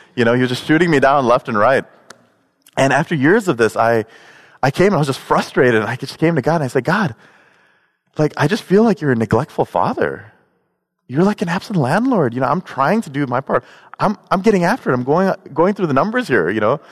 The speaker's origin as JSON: {"language": "English", "town": "Chicago", "region": "Illinois", "country": "United States", "said": "I'm from Chicago"}